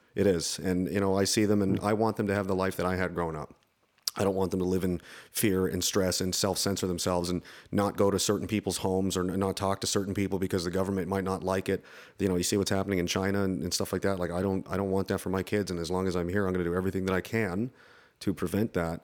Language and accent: English; Canada; I'm American in a Canadian body.